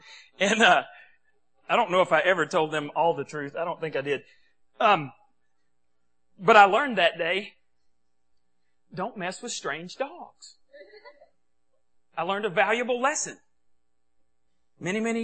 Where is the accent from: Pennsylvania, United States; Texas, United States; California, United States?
Texas, United States; accent: Texas; my Texas accent